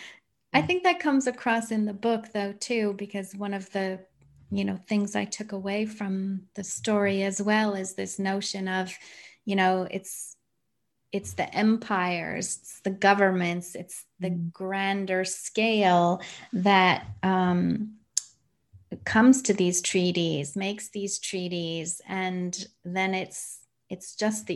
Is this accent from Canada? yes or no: yes; Canada; I grew up in Canada.